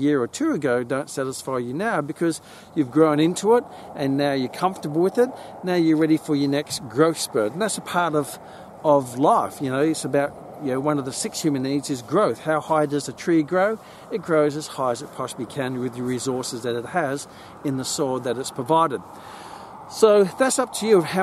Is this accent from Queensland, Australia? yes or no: yes; Gold Coast, Queensland, Australia; I grew up on the Gold Coast, on the beaches and the golden beaches.